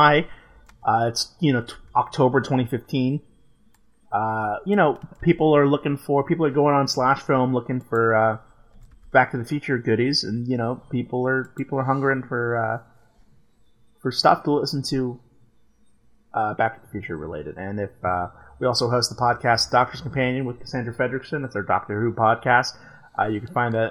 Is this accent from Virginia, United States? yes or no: no; Texas, United States; I grew up in Texas